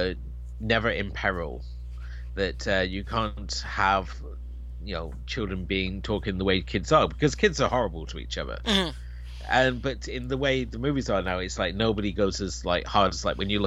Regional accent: United Kingdom

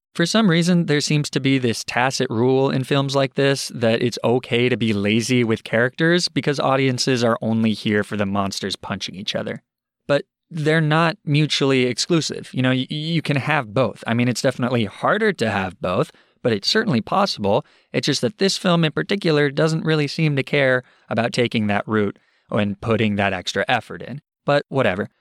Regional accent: Arizona, United States; now in Boston, United States; I grew up in Arizona

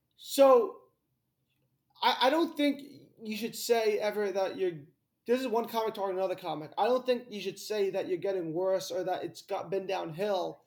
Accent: Greenwich, Connecticut, United States; I'm from Greenwich, Connecticut

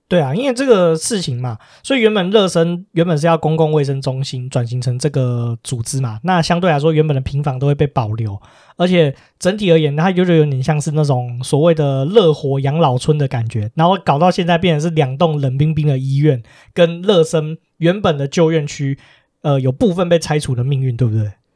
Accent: Taiwan; 身为台湾人，其实我们是一个很珍贵的地方

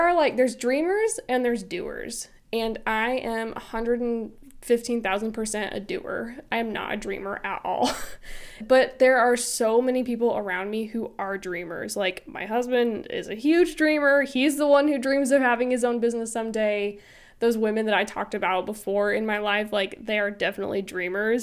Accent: Illinois, United States; moved away as an adult; also born or lived in Florida; I was born and raised in Illinois, and I moved to Florida for those years that I worked at that media house, and then we recently moved back to Illinois

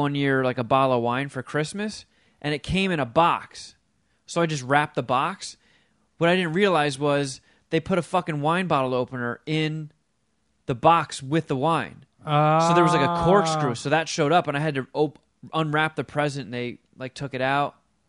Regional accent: Florham Park, New Jersey, United States; Florham Park's the town I grew up in Jersey, and I haven't been there in forever.

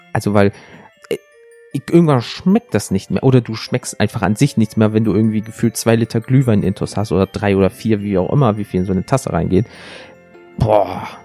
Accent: Rhineland, Germany; Ich komme aus dem Rheinland. CHSCH klingt für mich alles gleich.

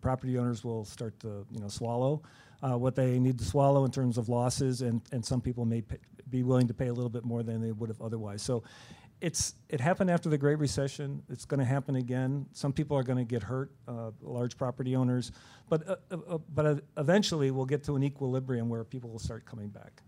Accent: Chicago, Illinois, United States; we're all from Chicagoland

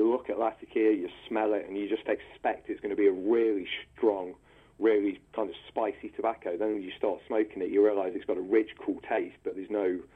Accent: Nottingham, East Midlands, United Kingdom; I'm from Nottingham. I'm born and raised in the city sort of thing. I grew up about 7 miles outside of the city on the edge of the countryside on the old coalfield.

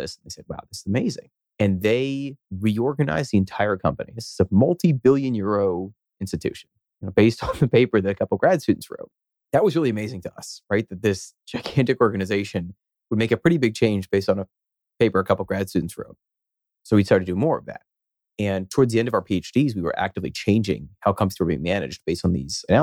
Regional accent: Philadelphia, Pennsylvania, United States; moved away as an adult; now in Boston, United States; I grew up in Philadelphia, and I guess I was there until I was 18, and then came over here to Boston, where I've been for now over 17 years.

